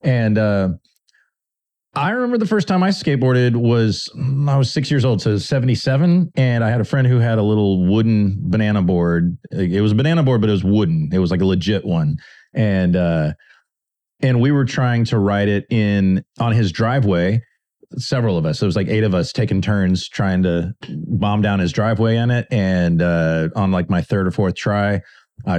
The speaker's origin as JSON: {"language": "English", "town": "Austin", "region": "Texas", "country": "United States", "tie": "born or raised there", "said": "I was born in Austin in 1971. My family's been here for five generations. So I've got deep roots here in Austin in Central Texas. And when I was a little kid in the early 70s, Austin was a small town"}